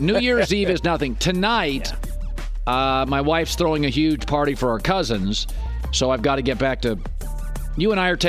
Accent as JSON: {"language": "English", "region": "Washington", "country": "United States", "said": "Hey, I'm from Washington State."}